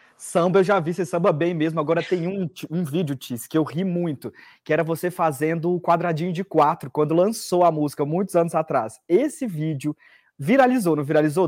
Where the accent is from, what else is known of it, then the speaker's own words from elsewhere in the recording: Bahia, Brazil; eu sou da Bahia